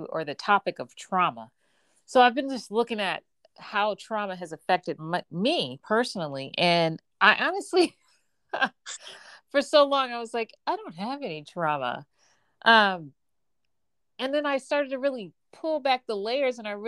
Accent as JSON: {"language": "English", "town": "Gary", "region": "Indiana", "country": "United States", "tie": "born or raised there", "said": "I was born and raised in Gary, Indiana"}